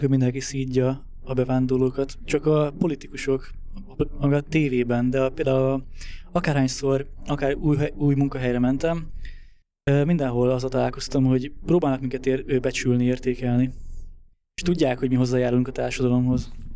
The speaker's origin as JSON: {"language": "Hungarian", "country": "Hungary", "moved": "yes", "said": "mi magyarok vagyunk"}